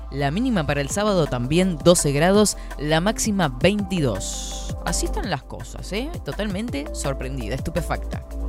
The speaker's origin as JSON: {"language": "Spanish", "region": "Florida", "country": "Uruguay", "said": "Soy de Florida"}